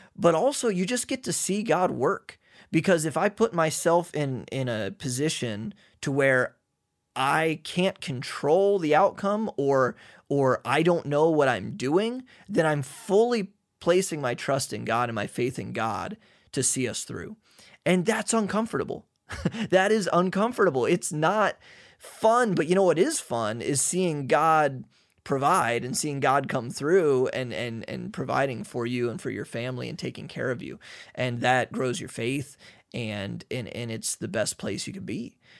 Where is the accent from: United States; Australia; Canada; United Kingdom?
United States; moved away as an adult; now in Hungary; we're from America.